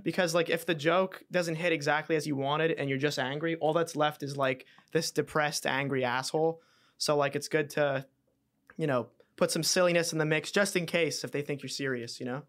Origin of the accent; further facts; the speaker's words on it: Montreal, Quebec, Canada; I was Canadian